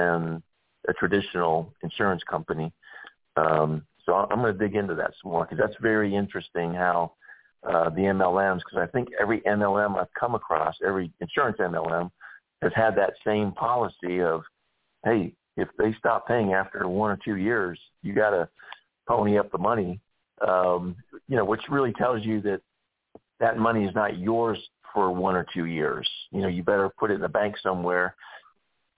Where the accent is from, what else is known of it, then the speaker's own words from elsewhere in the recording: St. Petersburg, Florida, United States; I'm actually born and raised in St. Petersburg, which is right next to Tampa.